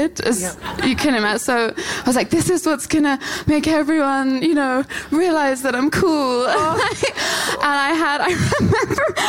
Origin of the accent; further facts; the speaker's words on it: London, United Kingdom; I'm from South London.